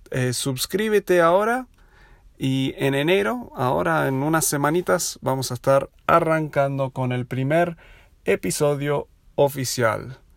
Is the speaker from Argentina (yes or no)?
yes; Buenos Aires, Argentina; also born or lived in United States / Uruguay; now in Aguascalientes, Mexico; Si notaste mi acento es medio raro, yo soy de los Estados Unidos, pero me crié en Buenos Aires, viví ahí 16 uh, años. Luego 10 años en Estados Unidos haciendo mis estudios y trabajando un tiempo y otros 6 en Uruguay